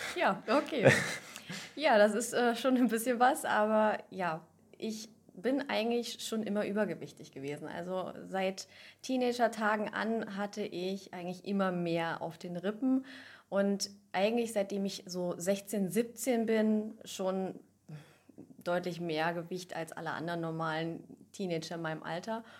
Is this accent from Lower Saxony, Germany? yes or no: yes; near Göttingen, Lower Saxony, Germany; komme aus der Nähe von Göttingen, also aus Niedersachsen